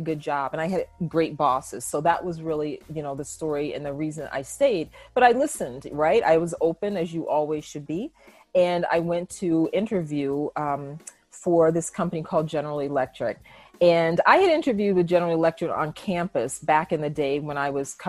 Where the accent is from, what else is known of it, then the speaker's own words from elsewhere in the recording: East Coast, United States; moved away as an adult; also born or lived in Cedar Rapids, Iowa; I'm from the East Coast